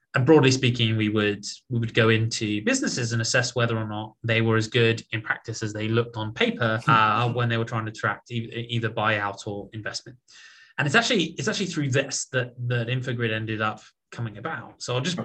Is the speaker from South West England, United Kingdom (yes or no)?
no; Portsmouth, South East England, United Kingdom; moved away as an adult; also born or lived in Oxford / London; now in United States; I was born in in Portsmouth uh, on the south coast of England, which is sort of the home of our Navy.